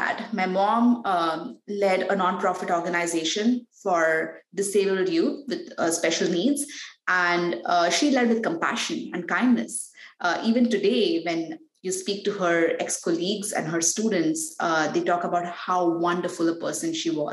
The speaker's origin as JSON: {"language": "English", "town": "Mumbai", "region": "Maharashtra", "country": "India", "tie": "born or raised there", "moved": "yes", "lives_now": "Palo Alto, United States", "said": "I was born and raised in Mumbai"}